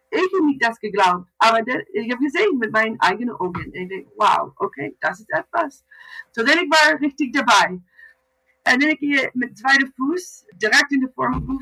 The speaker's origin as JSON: {"language": "German", "country": "Canada", "second_language": "German", "moved": "as an adult", "lives_now": "Germany"}